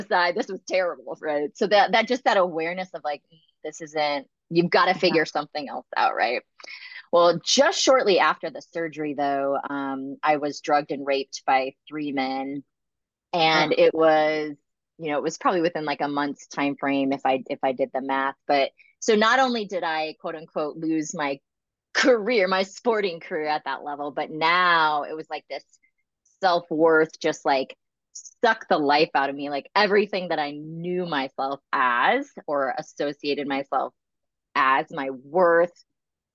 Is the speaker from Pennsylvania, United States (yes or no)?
no; Arizona, United States; I grew up in Arizona